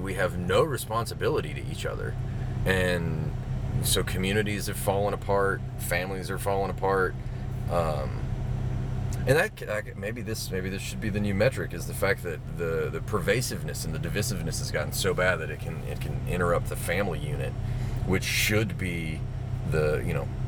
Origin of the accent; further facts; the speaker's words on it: Mobile, Alabama, United States; I grew up in Mobile